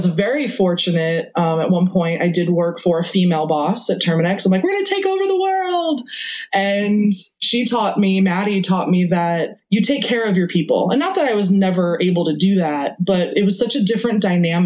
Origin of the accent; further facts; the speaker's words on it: New York, United States; I grew up in New York, so I'm a fast talker.